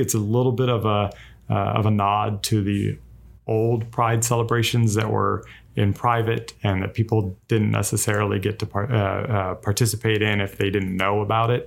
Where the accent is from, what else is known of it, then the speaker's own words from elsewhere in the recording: Los Angeles, California, United States; moved away as an adult; now in Savannah, United States; I'm actually from Los Angeles originally, and moved out here